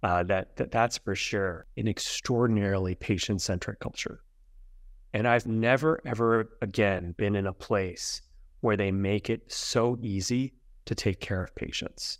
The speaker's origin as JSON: {"language": "English", "region": "central New Jersey", "country": "United States", "tie": "born or raised there", "also_born_or_lived": "Brooklyn, New York", "said": "I was born in Brooklyn, New York, but spent most of my growing up in central New Jersey"}